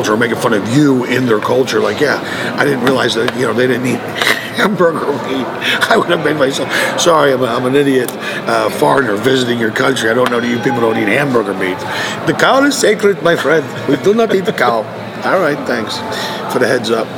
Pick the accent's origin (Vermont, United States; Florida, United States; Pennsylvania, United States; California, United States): Pennsylvania, United States; Philadelphia; moved away; I grew up in Philly, an Italian neighborhood